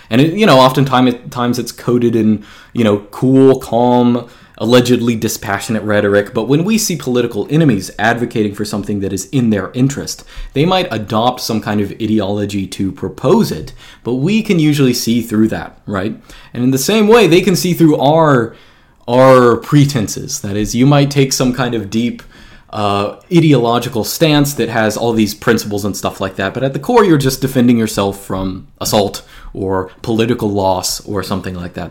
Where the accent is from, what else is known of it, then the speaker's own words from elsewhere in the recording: Georgia, United States; I actually grew up in Georgia. I've been moving around, but I grew up in Georgia.